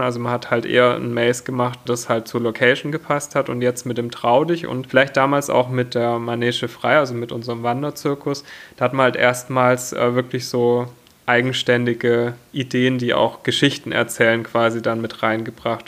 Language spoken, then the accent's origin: German; near Stuttgart, Baden-Württemberg, Germany; Ich äh, komme aus der Nähe von Stuttgart